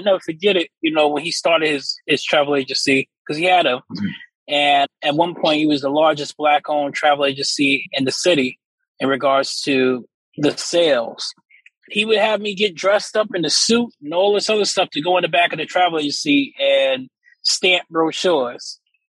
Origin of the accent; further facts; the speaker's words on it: South Jamaica, New York, United States; So I grew up in South Jamaica. I had a great family household. You know, my dad would always be by there. It was me and my brother.